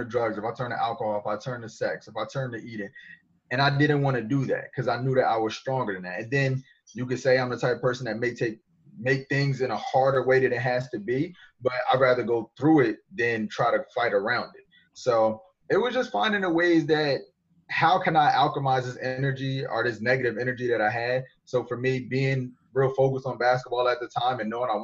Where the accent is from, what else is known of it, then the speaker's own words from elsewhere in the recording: New Jersey, United States; I'm from Jersey. So whatever stereotype you got about people up north, that's how I am. That's what I fit. That's what I was grown. That's what I grew up around.